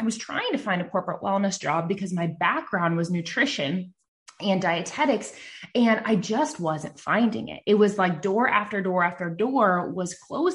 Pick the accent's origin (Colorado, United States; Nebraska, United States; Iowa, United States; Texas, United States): Nebraska, United States; I'm from Nebraska, and I live in a small town